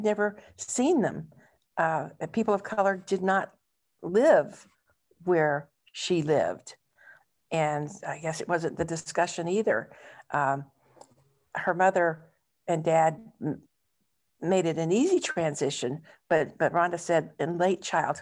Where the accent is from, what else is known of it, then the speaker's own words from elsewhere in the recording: West Texas, United States; I grew up in West Texas